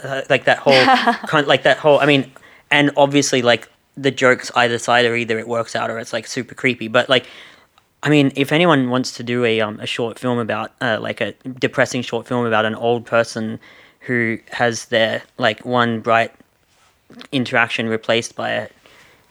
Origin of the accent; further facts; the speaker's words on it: Australia; accent: Australian; my Australian accent.